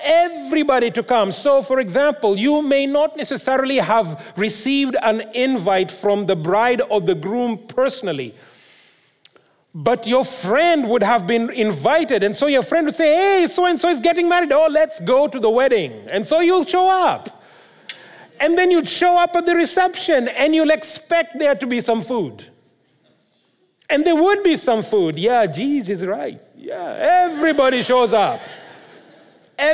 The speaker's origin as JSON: {"language": "English", "country": "Kenya", "moved": "yes", "lives_now": "Abbotsford, Canada", "said": "I come from Kenya."}